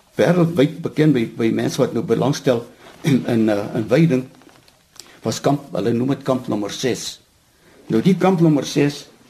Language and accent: Afrikaans; Cradock, Eastern Cape, South Africa; moved away as an adult; also born or lived in Potchefstroom; Ek is 'n gebore Oos-Kaapenaar. Ek het op Krade groot geword en daar gematrikuleer.